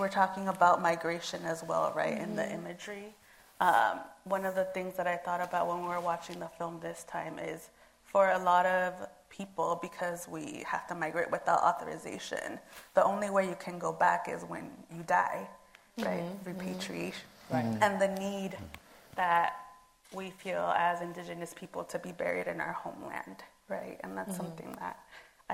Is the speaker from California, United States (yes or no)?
yes; Los Angeles, California, United States; also born or lived in Yohovi, Oaxaca, Mexico / Solaga, Oaxaca, Mexico; we're from indigenous communities, but we were both born